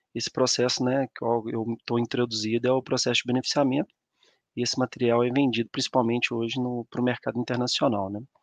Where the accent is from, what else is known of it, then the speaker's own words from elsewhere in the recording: São João del-Rei, Minas Gerais, Brazil; moved away as an adult; also born or lived in Conselheiro Lafaiete; eu sou natural de São João del Rei, né? A cidade aqui do interior de Minas Gerais